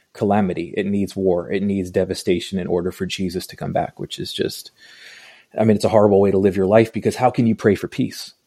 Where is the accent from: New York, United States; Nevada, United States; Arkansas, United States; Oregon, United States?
New York, United States; Long Island; now in Atlanta, United States; I grew up in New York, um, Long Island, New York